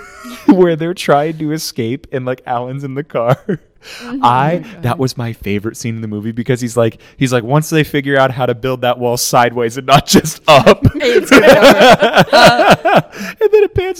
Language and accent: English; southwestern Pennsylvania, United States; accent: Southern twang; I am from southwestern Pennsylvania.